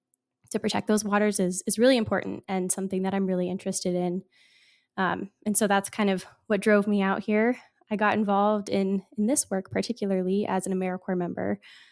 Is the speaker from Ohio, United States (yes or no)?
no; Virginia, United States; So I grew up in Virginia, kind of in an area where, you know, the Chesapeake Bay, it's kind of already pretty far gone, right?